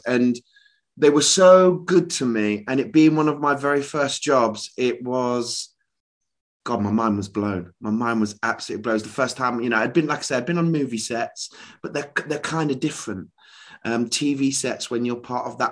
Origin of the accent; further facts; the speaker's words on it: Leicester, East Midlands, United Kingdom; moved away as an adult; also born or lived in London; I'm from Leicester, Midlands boy originally